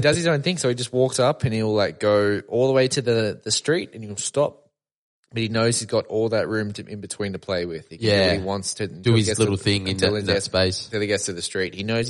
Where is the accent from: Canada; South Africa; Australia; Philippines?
Australia; Sydney, New South Wales; I'm from Sydney, man.